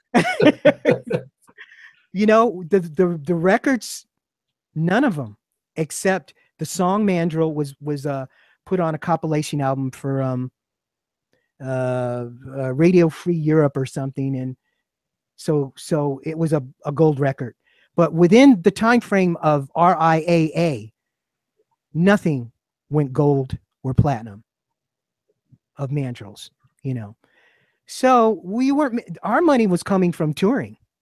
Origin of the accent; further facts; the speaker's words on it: New York, United States; I'm a New Yorker, um, but New York is our hometown